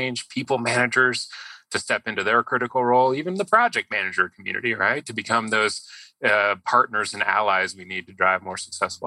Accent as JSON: {"language": "English", "region": "Colorado", "country": "United States", "tie": "born or raised there", "also_born_or_lived": "Boston", "moved": "as an adult", "said": "I grew up in Colorado"}